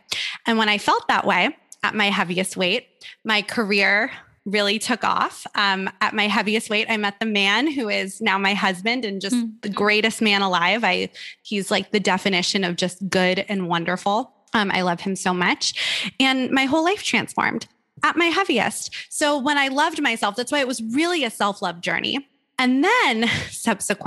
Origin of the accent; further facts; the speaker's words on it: Malibu, California, United States; I grew up in Malibu, California, which is a beautiful little beach town